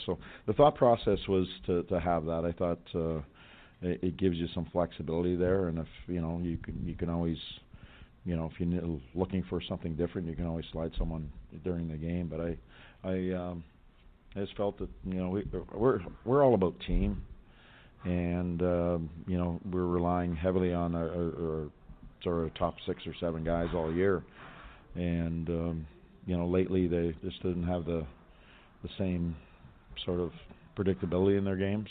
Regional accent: Western Canada, Canada; moved away; you can tell I come from Western Canada

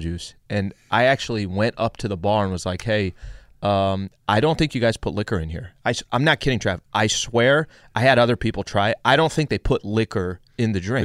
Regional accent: El Cajon, California, United States; I'm from San Diego

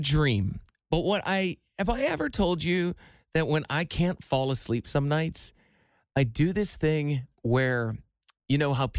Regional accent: Iowa, United States; moved away; my hometown in Iowa.

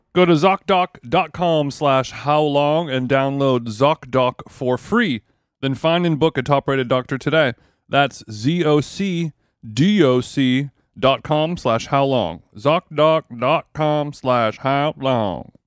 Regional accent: Orange County, California, United States; moved away as an adult; now in Los Angeles, United States; I grew up in Orange County, but, uh, I, I'm, I've been in L A my whole adult life.

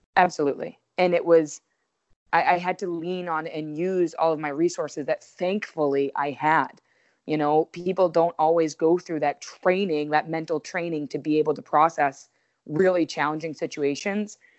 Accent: Waltham, Massachusetts, United States; also born or lived in Connecticut; I'm from Waltham. So, I lived fifteen minutes from my actual home

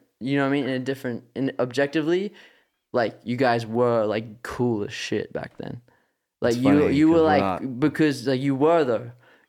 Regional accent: Australia; They don't even know we're from Australia.

